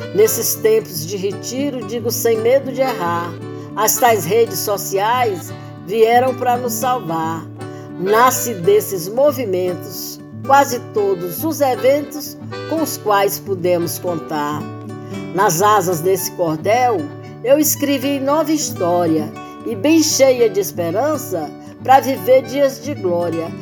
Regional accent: Poeiras, Ceará, Brazil; moved away; Eu nasci em Poeiras, no Ceará

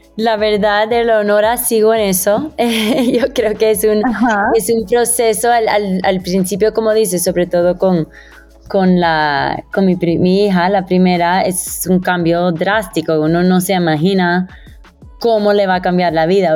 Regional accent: Miami, Florida, United States; moved away as an adult; now in Bogotá, Colombia; yo que crecí en Miami

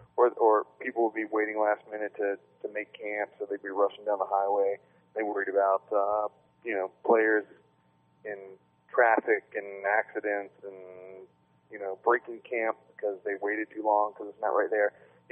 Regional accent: Virginia Beach, Virginia, United States; I'm from Virginia Beach

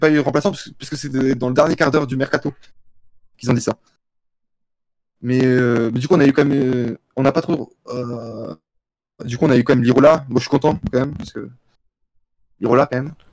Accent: Marseille, Provence-Alpes-Côte d'Azur, France; Maël, je pense, ça va être la plus grande déception de, ma vie en tant que Marseillais.

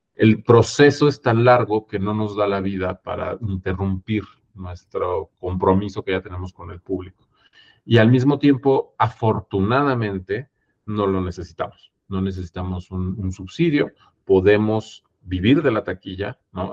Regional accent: Mexico

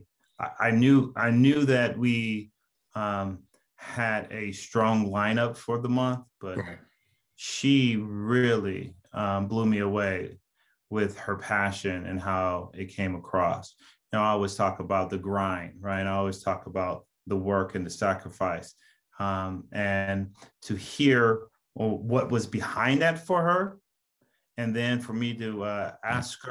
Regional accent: Los Angeles, California, United States; I grew up in Pacoima. I grew up in that 818, right? I went to a San Fernando High

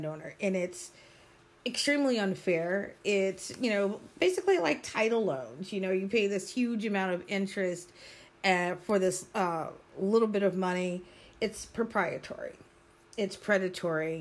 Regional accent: United States; I'm an American. I am an American of African descent, but I am an American, true and blue

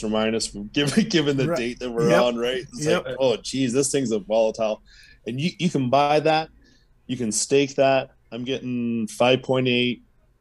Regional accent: Canada; I'm Canadian

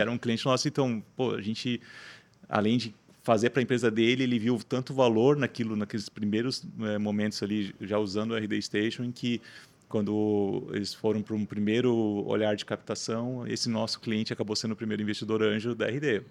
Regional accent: Rio do Sul, Santa Catarina, Brazil; eu sou natural de Rio do Sul, né, interior do estado

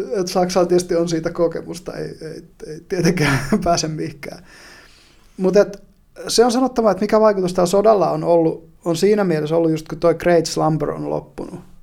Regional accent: northern Finland, Finland; kun mä oon pohjois kotoisin, niin se maakunta ei ole mitään muuta kuin suota

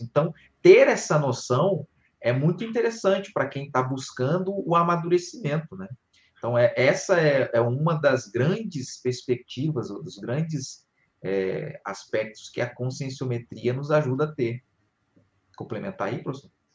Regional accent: Rio de Janeiro, Brazil; moved away as an adult; also born or lived in Porto Velho, Rondônia / Foz do Iguaçu, Paraná; não sou do, de, de Rondônia, sou do Rio de Janeiro, mas fui morar lá

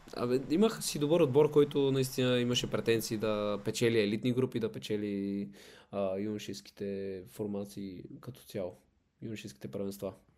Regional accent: Sofia, Sofia City, Bulgaria; also born or lived in Silistra; израснал съм в София

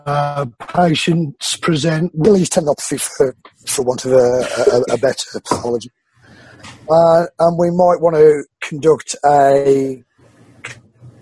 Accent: Wolverhampton, West Midlands, United Kingdom; I was born in Wolverhampton, which is the black country. Yeah. Birmingham is not the black country. I'm not from Birmingham

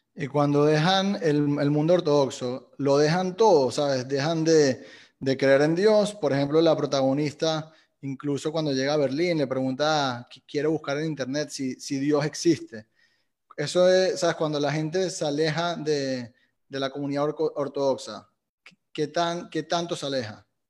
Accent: Venezuela; soy venezolano

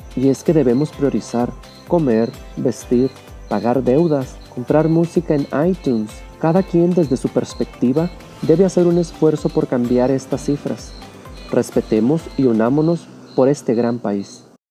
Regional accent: Mexico; Somos mexicanos

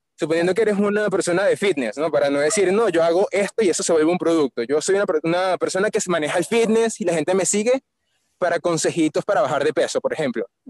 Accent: Caracas, Capital District, Venezuela; Yo soy de Caracas, Venezuela

